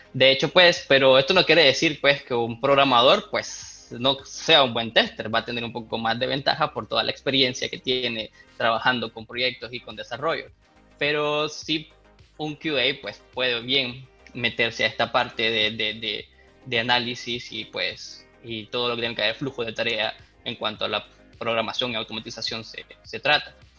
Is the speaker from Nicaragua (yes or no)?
yes; Nicaragua; Yo soy de Nicaragua